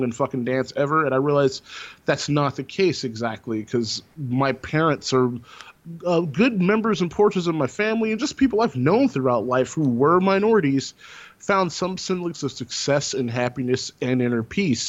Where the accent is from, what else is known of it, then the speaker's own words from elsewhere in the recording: Texas, United States; growing up in Texas and growing up in the South